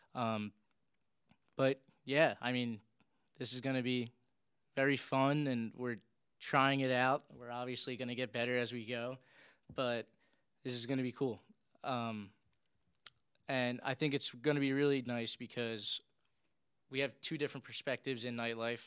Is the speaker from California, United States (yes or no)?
no; Philadelphia, Pennsylvania, United States; I was born and raised in South Philly.